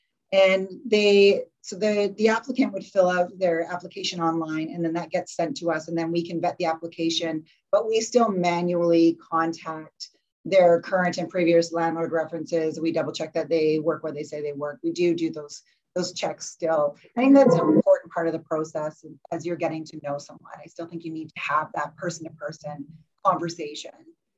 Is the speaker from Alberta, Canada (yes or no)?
yes; Calgary, Alberta, Canada; now in Victoria, Canada; I came from Calgary originally too